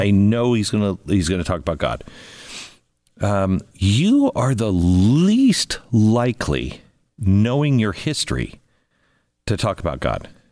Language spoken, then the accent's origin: English; Seattle, Washington, United States; moved away; I grew up in Seattle